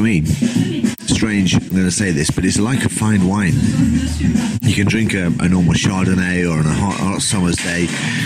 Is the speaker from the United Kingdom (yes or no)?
yes; England, United Kingdom; I'm an English guy